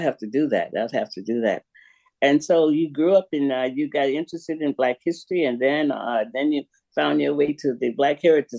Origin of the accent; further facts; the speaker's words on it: Goldsboro, United States; I grew up in Goldsboro, which is was one of the first oldest Black townships in America.